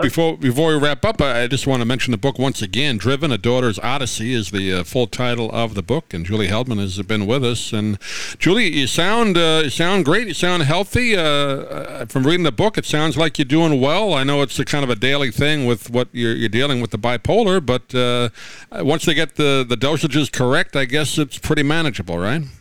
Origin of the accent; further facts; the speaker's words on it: New York, United States; I grew up in New York